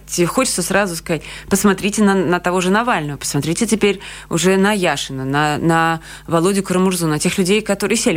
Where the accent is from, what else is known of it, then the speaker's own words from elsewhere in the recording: Georgia; also born or lived in Russia / Latvia; now in Riga, Latvia; Я вообще грузинка, и мы сначала приехали в Грузию